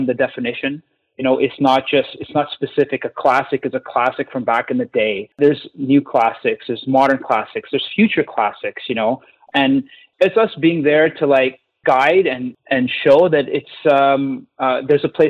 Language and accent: English; Montreal, Quebec, Canada; I was from Montreal